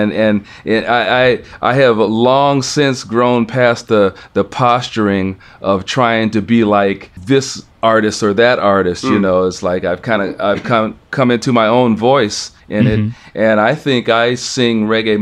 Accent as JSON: {"language": "English", "country": "United States", "said": "I'm an American guy"}